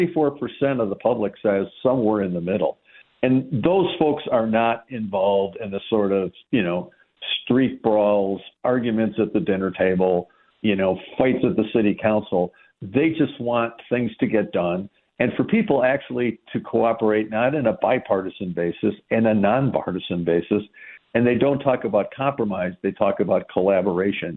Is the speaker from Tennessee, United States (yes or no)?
no; Madison, Wisconsin, United States; Madison, you know, my hometown's famous for this